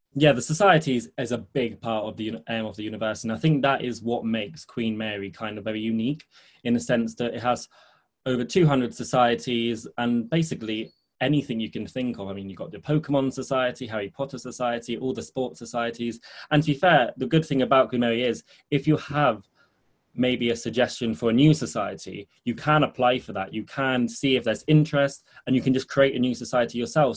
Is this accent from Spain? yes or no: yes; Spain; moved away as an adult; now in London, United Kingdom; I grew up in Spain. I spent 14 years there before coming to London to study